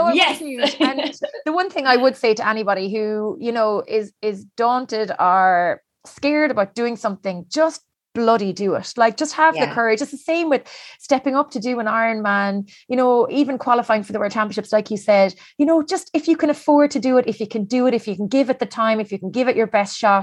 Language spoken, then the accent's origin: English; Cork, Munster, Ireland; now in Galway, Ireland; I'm from Cork, I'm living in Galway on this little island